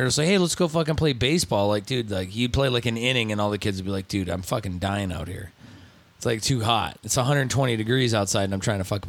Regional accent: Osceola, Indiana, United States; I grew okay, up so I grew up hanging out in Osceola, Indiana, which was near South Bend, which is where Notre Dame is.

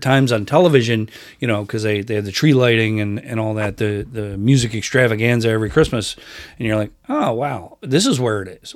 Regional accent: Rochester, New York, United States; I grew up in Rochester, New York, which is sixty miles east of Buffalo.

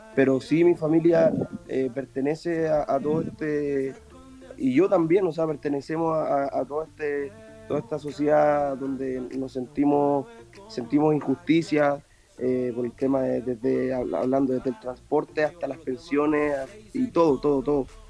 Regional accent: San Miguel, Santiago Metropolitan Region, Chile; yo vengo de San Miguel, de un barrio

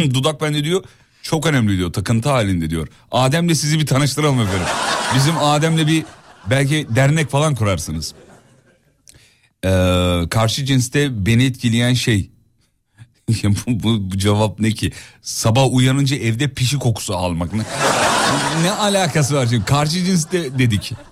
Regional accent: Istanbul, Turkey; İstanbul'da doğduk büyüdük

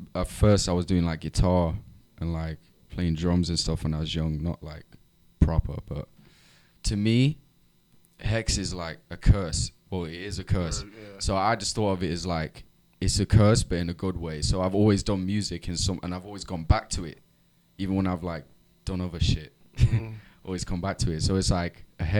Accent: Nottingham, East Midlands, United Kingdom; I'm from Nottingham in the UK.

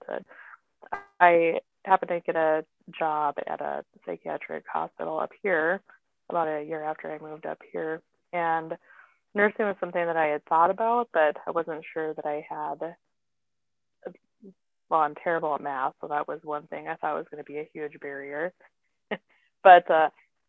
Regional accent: Pine Ridge Reservation, South Dakota, United States; moved away as an adult; also born or lived in Fargo-Moorhead; now in Fargo, United States; I grew up on the Pine Ridge Reservation in South Dakota.

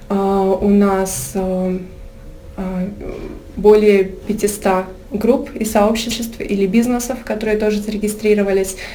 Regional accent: Moscow, Russia; А, я сама из Москвы, но очень много путешествую с детства. Я жила в разных странах э, мира

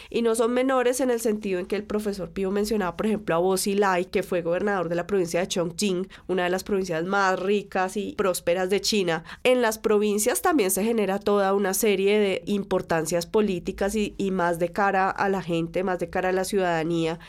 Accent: Colombia

